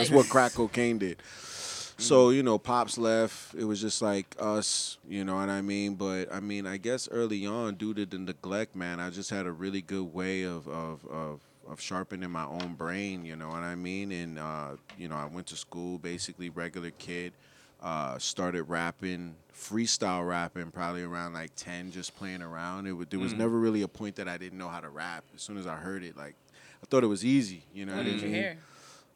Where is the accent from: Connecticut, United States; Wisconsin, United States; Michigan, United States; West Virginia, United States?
Connecticut, United States; New Haven; I grew up in the Hill, Howard and Spring area in New Haven, Connecticut.